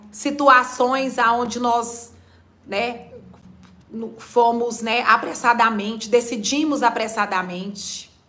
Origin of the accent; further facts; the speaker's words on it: Goiás, Brazil; now in Natal, Brazil; Quero te dizer que eu sou goiana, mas eu sou nordestina de Natal por escolha